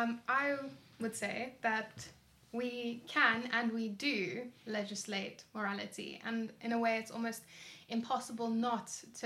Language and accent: English; Cape Town, Western Cape, South Africa; I was born in Cape Town. I've been here for most of my life